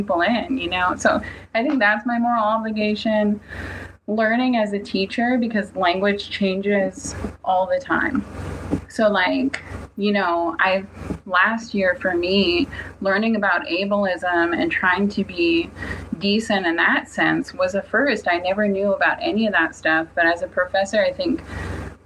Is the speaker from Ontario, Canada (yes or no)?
no; Seabird Island, British Columbia, Canada; growing up on Seabird, you're right by that highway in British Columbia